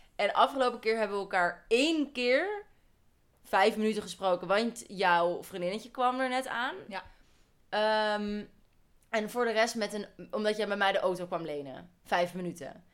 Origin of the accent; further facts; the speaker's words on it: Holland, Netherlands; wij twee, wijzend naar ons twee, wij komen uit Holland